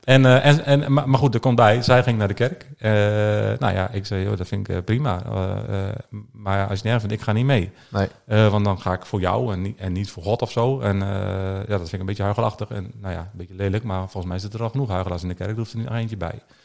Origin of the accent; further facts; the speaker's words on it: Alteveer, Drenthe, Netherlands; Ik ben, eh, geboren en getogen in Alteveer. Dat is een klein dorpje, eh, onder Hogeveen.